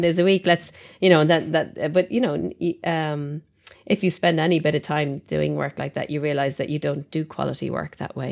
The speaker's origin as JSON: {"language": "English", "country": "Ireland", "said": "being Irish and brought up as a Catholic"}